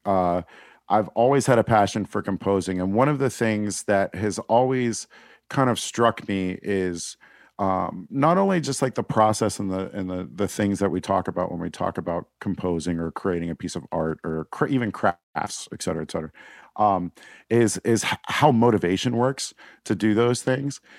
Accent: Pittsburgh, Pennsylvania, United States; also born or lived in Northern Virginia / Washington, D.C.; I grew up in the South Hills of Pittsburgh

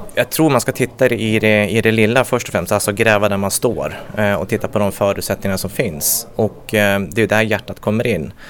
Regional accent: Gävle, Gävleborg County, Sweden; född och uppvuxen i Gävle

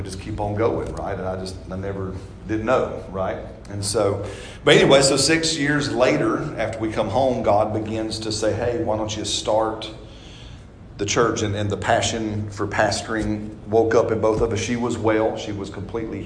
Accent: Empire, Alabama, United States; moved away as an adult; also born or lived in Mexico / Canada; I was born and raised here in Alabama, just over in the corner area, kind of corner. It's called Empire

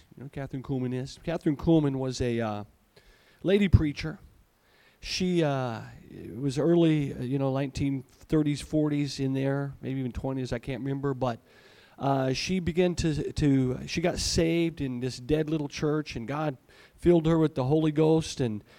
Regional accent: Malawi; born there; I was in Malawi once. That's where I was born. I was born in Africa.

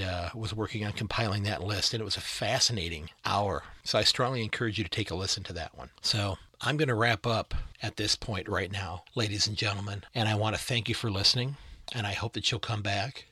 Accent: United States; as an American

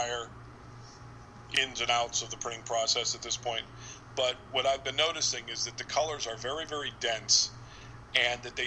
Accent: Pittsburgh, Pennsylvania, United States; I'm from Pittsburgh

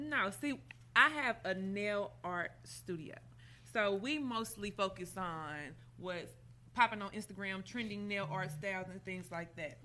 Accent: Chicago, Illinois, United States; now in Indianapolis, United States; I was born in Chicago

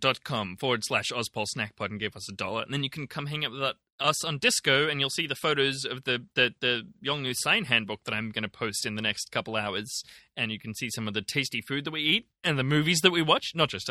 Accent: Germany; also born or lived in Ireland; So I'm from Germany. I've lived in Ireland and I visited Aotearoa/New Zealand, close enough.

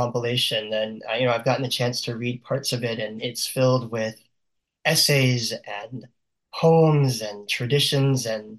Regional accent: South Louisiana, United States; also born or lived in New Orleans, Louisiana / Baton Rouge, Louisiana; I grew up in South Louisiana, where, there were not very many Jewish people in my community. I mean, part of the time we were in New Orleans, where there is a decent sized Jewish community. And part of the time I lived in Baton Rouge, Louisiana

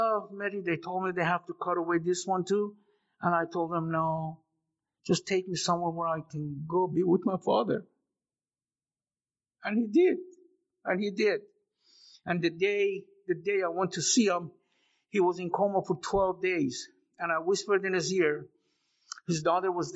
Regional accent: Iran; moved away; also born or lived in Las Vegas; I was born and raised in Iran.

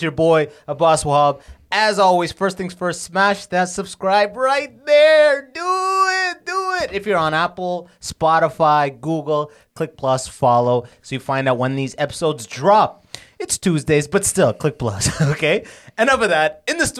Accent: London, United Kingdom; now in Toronto, Canada; I grew up in London, moved to Toronto.

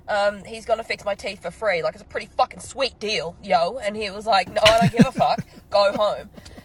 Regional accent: Queensland, Australia; moved away; I'm from Queensland, cunt.

